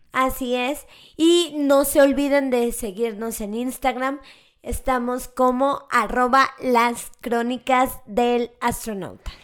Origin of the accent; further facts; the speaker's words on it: Mexico; los mexicanos y los latinos tenemos mucho este pensamiento mágico